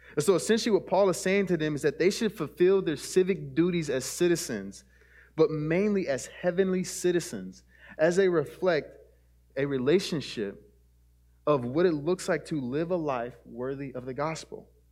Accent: United States; our American citizenship

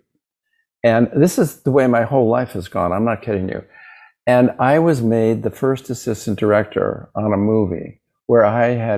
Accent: Los Angeles, California, United States; also born or lived in New York State; originally born in New York State, moved to Los Angeles when I was about 6 years old. So basically, I'm a Los Angelino.

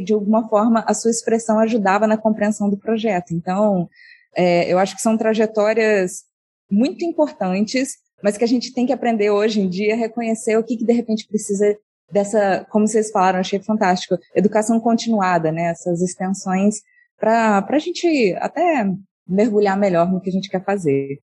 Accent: Monte Sião, Minas Gerais, Brazil; moved away as an adult; also born or lived in Rio de Janeiro; eu sou do interior de Minas a, numa cidade chamada Monte Sião

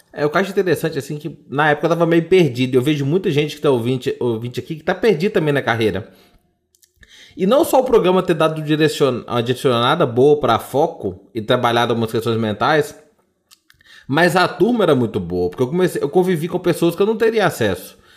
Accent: Sete Lagoas, Minas Gerais, Brazil; Eu sou de Sete Lagoas

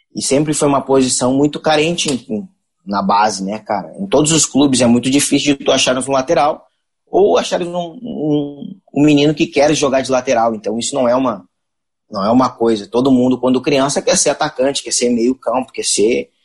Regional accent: Rio de Janeiro, Brazil; Eu, eu nasci, me criei no Jardim Botânico

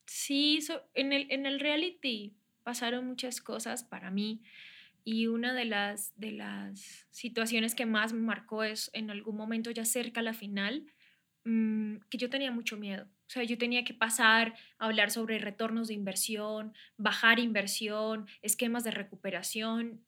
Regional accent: San Vicente de Chucurí, Santander, Colombia; moved away as an adult; also born or lived in Bogotá; now in Mexico; Soy colombiana, soy de la región de Santander, de Bucaramanga, de un pueblo que se llama San Vicente de Chucurí

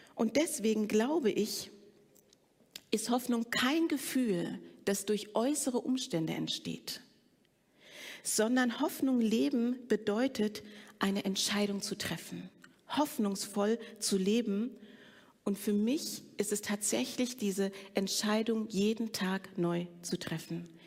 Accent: Frankfurt, Hesse, Germany; ich bin in Frankfurt groß geworden bei meiner Pflegemutter

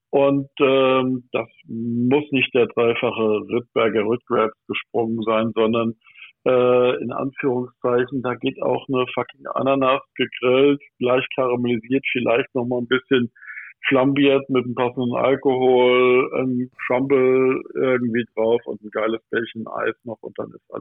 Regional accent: Michelstadt, Hesse, Germany; Äh, ich bin aus Michelstadt im Odenwald.

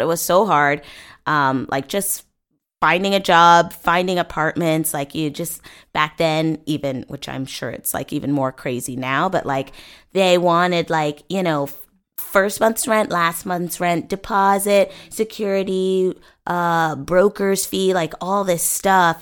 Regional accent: Bellevue, Washington, United States; moved away as an adult; also born or lived in Seattle, Washington; now in Los Angeles, United States; born and raised in Bellevue, Washington

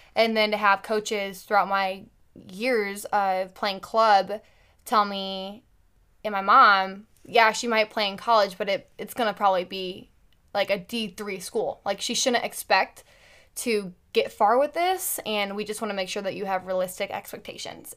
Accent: Carmel, Indiana, United States; I grew up in Carmel, Indiana

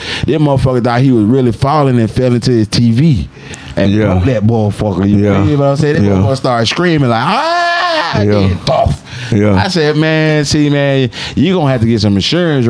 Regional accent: Atlanta, Georgia, United States; growing up in Atlanta, we had games

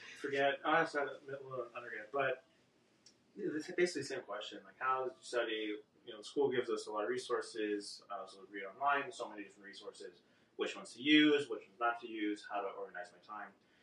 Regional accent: California, United States; moved away as an adult; also born or lived in Texas; now in Chicago, United States; So I'm from California and then moved over to Texas for medical school and now moving to Chicago for residency

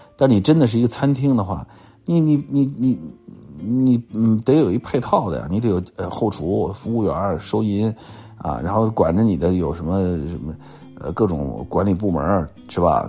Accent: Nanchang, Jiangxi, China; 这个我是在南昌出生的啊，因为我小的时候文化大革命的时候，我，我爸爸在江西省化工作，所以我就出生在南昌

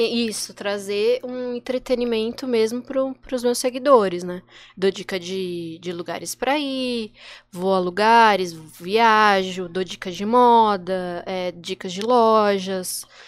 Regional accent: São Paulo, Brazil; moved away as an adult; now in Santos, Brazil; mudei pra cá, eu sou de São Paulo

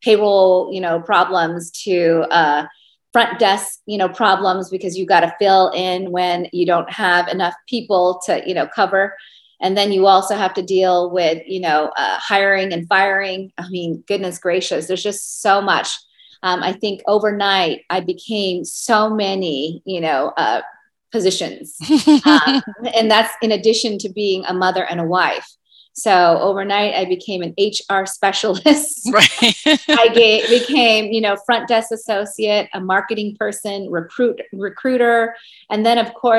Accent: Seattle, Washington, United States; moved away as an adult; also born or lived in Georgia; now in Las Vegas, United States; I'm from Seattle

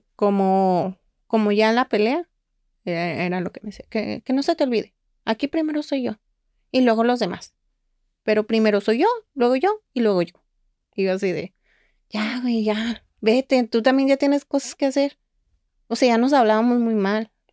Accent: Guadalajara, Jalisco, Mexico; now in Monterrey, Mexico; Los dos somos de Guadalajara

